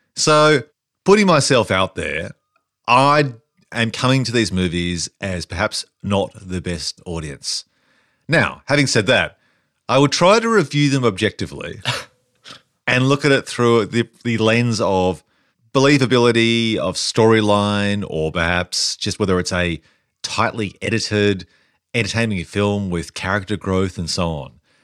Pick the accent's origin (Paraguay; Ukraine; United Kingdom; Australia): Australia; us as Australians